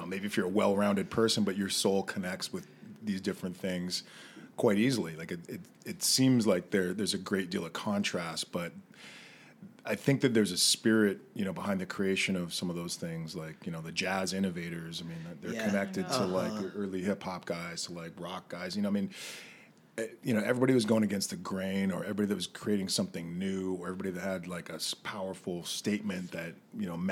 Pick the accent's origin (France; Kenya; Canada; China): Canada; Western Canada; growing up in Western Canada